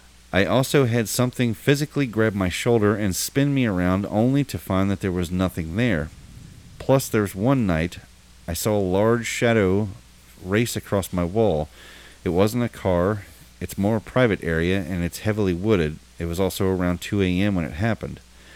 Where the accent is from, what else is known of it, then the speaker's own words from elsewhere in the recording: Cincinnati, Ohio, United States; I'm from Cincinnati. I'm 30, and most of this stuff that had happened, it was when I was from the ages of 8 until I was 18 and moved out.